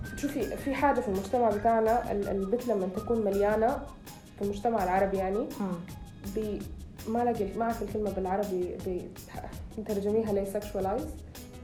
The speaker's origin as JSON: {"language": "Arabic", "country": "Sudan", "said": "أنا سودانية"}